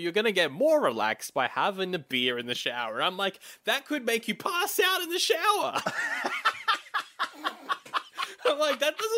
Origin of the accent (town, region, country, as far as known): Australia